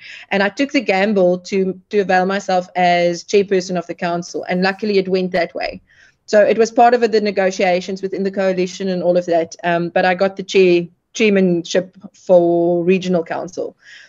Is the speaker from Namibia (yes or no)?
yes; Gobabis, Omaheke, Namibia; also born or lived in South Africa; now in Swakopmund, Namibia; So I grew up in Gubabis and then I went to high school in South Africa, actually, uh-huh. And then back to Namibia after that. And then we moved to Swakop shortly after we got married 3 years ago.